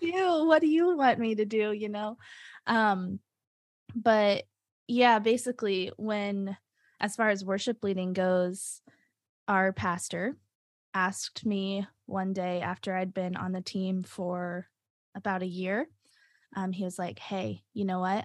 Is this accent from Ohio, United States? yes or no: no; Nashville, Tennessee, United States; moved away as an adult; also born or lived in Binghamton, New York; now in Rochester, United States; I'm originally from Nashville, Tennessee.